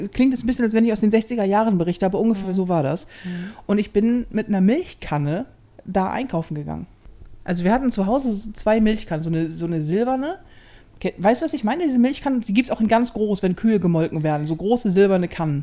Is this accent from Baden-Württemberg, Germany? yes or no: no; Hamburg, Germany; ich bin ja in Hamburg groß geworden. Mhm. So. Und ja, durch und durch Hamburgerin